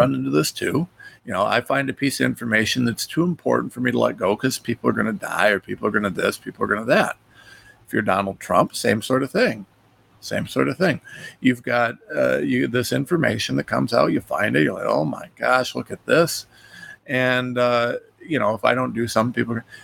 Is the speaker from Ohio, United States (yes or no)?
yes; Ohio, United States; a nobody from Ohio